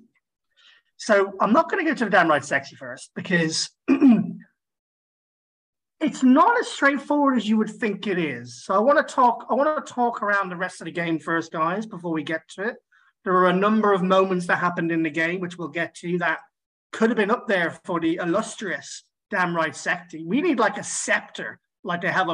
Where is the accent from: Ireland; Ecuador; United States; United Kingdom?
Ireland; I'm Irish.